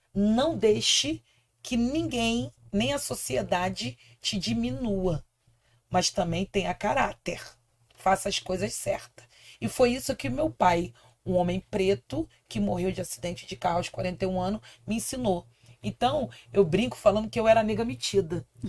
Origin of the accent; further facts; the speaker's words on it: Rio de Janeiro, Brazil; Eu nasci no Morro do Cantagalo, uhum. em Copacabana, no Rio de Janeiro. Então eu sou garota Zona Sul